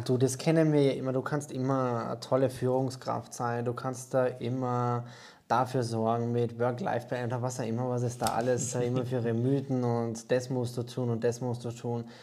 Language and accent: German; Austria; now in Germany; ursprünglich bin ich ja Österreicher, wird man wahrscheinlich schwer ähm, oder unschwer hören können